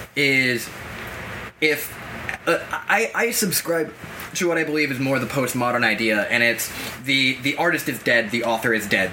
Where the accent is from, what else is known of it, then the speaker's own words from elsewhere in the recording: Massachusetts, United States; I grew up in Middle America in Massachusetts.